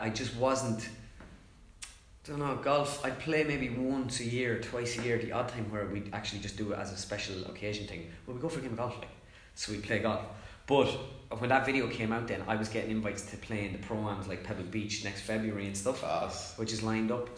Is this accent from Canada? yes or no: no; Ireland; also born or lived in Mullingar; I'm an Irish, like it's my country